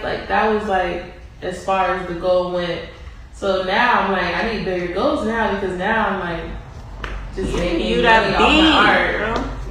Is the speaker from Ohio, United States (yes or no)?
yes; Cincinnati, Ohio, United States; moved away as an adult; now in Los Angeles, United States; I'm an artist. I'm from Cincinnati, Ohio, and I've been living in LA for a couple years now